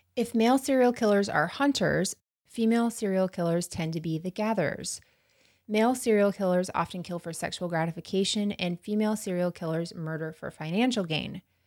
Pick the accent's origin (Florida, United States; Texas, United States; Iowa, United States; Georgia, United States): Florida, United States; outside of Tallahassee; this town I grew up in outside of Tallahassee